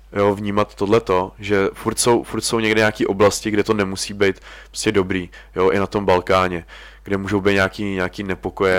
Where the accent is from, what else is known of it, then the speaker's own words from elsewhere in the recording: Czechia; we are from Czech Republic